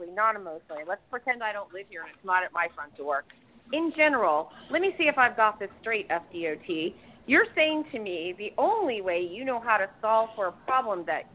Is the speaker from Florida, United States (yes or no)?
yes; Miami, Florida, United States; now in Tampa, United States; I'm from Miami originally. That's where I grew up.